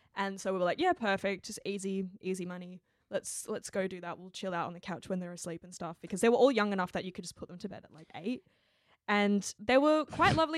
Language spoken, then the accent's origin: English; Australia; my background is, I'm Chinese Australian